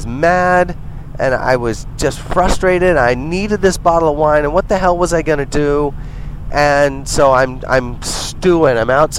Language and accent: English; Montreal, Quebec, Canada; I don't live in Alberta. I'm from Montreal